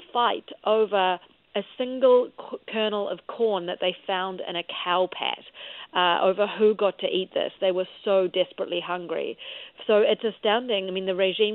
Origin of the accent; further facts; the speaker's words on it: New Zealand; moved away; I'm from New Zealand, as you can tell by my funny accent